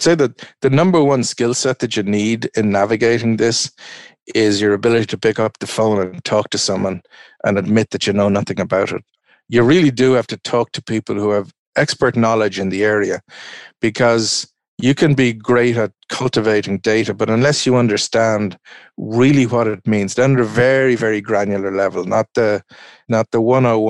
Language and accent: English; Ireland; I'm an Irishman